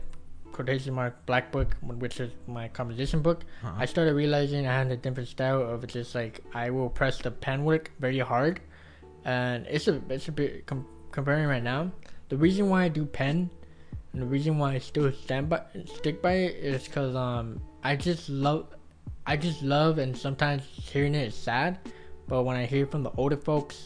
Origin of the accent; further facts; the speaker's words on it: Wilmington, United States; my own hometown school